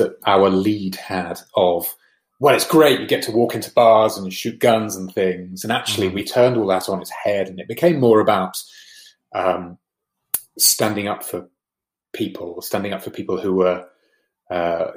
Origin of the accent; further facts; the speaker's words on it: United Kingdom; as Brits, we look towards America